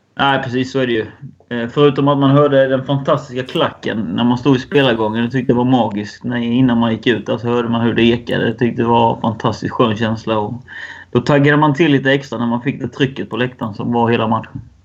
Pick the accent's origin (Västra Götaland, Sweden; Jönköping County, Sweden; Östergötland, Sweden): Jönköping County, Sweden; Värnamo; moved away as an adult; now in Falkenberg, Sweden; jag är uppvuxen i Värnamo och varit där nästan hela livet.